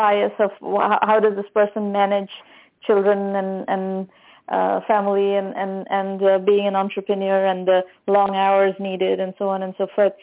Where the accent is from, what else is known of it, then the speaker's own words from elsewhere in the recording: India; now in United States; I'm Indian originally, even though I've been in the U.S. now for a very long time